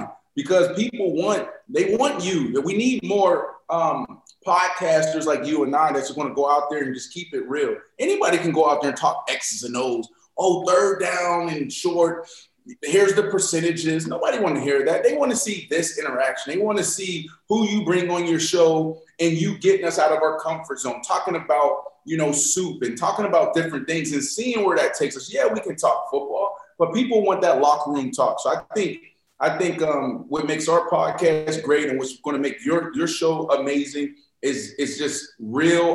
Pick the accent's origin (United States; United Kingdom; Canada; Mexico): United States; Pittsburgh, Pennsylvania; moved away; I'm from Pittsburgh, Pennsylvania.